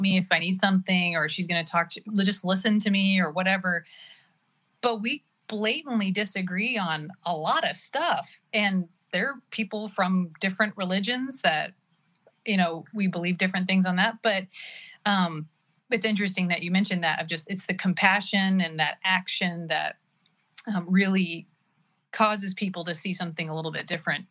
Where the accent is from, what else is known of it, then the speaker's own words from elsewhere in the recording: Oklahoma, United States; now in California, United States; born and raised in Oklahoma